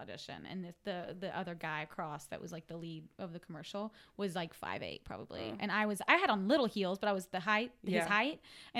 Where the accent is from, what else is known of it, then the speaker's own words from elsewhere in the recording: Arkansas, United States; No, Arkansas. My sister lived in Nashville for a long time, so I would go back and forth.